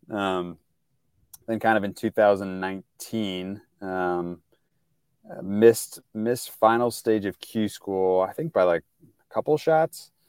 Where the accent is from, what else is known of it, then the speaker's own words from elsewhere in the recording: St. Louis, Missouri, United States; I'm from Saint Louis, it's kind of a background, so right in the middle of the country